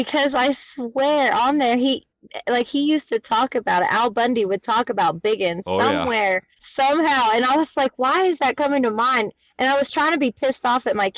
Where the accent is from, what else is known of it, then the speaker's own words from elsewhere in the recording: the South, United States; now in Northwest Arkansas, United States; I'm from the South